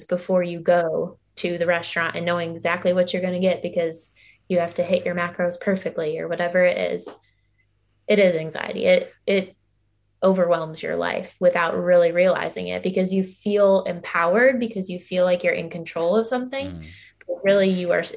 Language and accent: English; Illinois, United States; now in Georgia, United States; I live in Georgia right now, and my family, I grew up in Illinois.